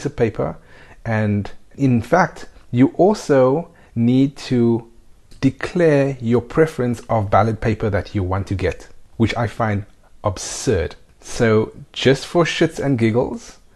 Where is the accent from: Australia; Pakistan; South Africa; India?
South Africa; now in Spain; We are also South African citizens, so we have dual nationality. And yes, we live in Spain.